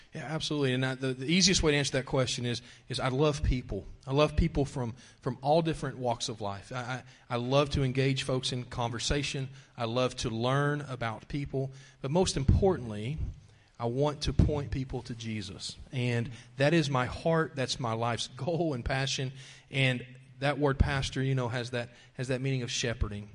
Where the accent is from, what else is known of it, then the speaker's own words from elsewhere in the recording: Wichita Falls, Texas, United States; also born or lived in Lawton, Oklahoma; my dad became a police officer in Wichita Falls, Texas, and moved us there uh, before I was one year old